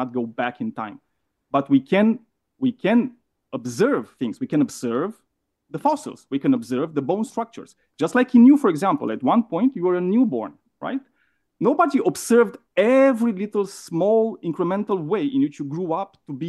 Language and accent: English; Romania; accent: Romanian; English is a second language; I'm Romanian, and this is the reason for my shitty accent